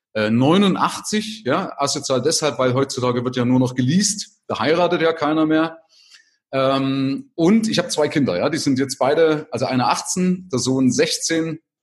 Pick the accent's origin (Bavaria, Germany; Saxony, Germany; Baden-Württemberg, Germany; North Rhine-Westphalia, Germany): Saxony, Germany; Vogtland; moved away as an adult; also born or lived in West Germany; also ursprünglich aus Sachsen, also aus dem Vogtland